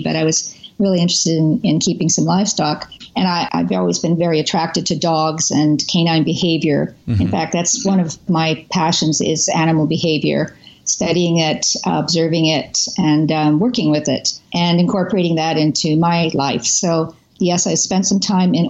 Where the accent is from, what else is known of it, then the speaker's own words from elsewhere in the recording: Canada; also born or lived in Kansas; I'm originally from, I am from Canada. I am a Canadian